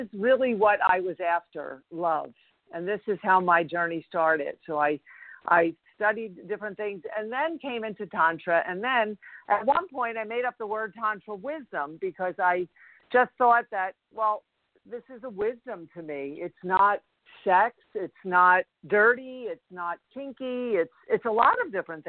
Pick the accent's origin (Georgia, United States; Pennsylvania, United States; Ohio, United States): Pennsylvania, United States; Philadelphia; also born or lived in Los Angeles; I was born and raised in Philadelphia